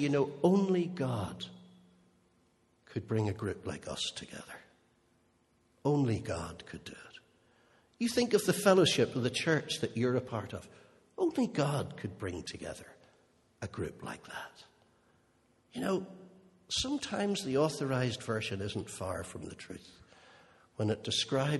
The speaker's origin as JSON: {"language": "English", "town": "Holywood", "region": "Northern Ireland", "country": "United Kingdom", "tie": "born or raised there", "said": "I grew up in Unionist Hollywood."}